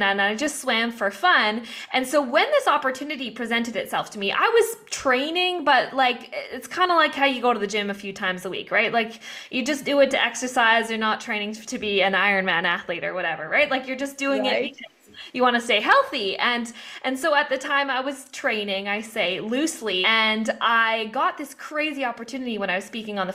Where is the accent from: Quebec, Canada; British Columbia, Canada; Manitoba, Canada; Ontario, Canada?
British Columbia, Canada; Vancouver; moved away as an adult; also born or lived in Australia; I am from Vancouver, Canada, where I was born and raised